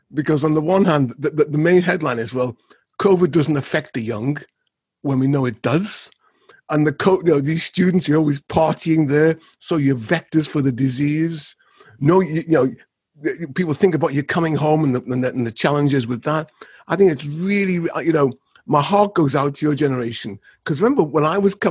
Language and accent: English; Liverpool, North West England, United Kingdom; my hometown, Liverpool